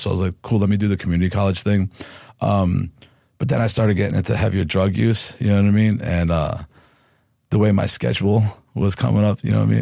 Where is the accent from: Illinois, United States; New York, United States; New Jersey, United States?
New Jersey, United States; Harrison; also born or lived in Newark, New Jersey; I was born in Newark, New Jersey, and I grew in the town next door, which is Harrison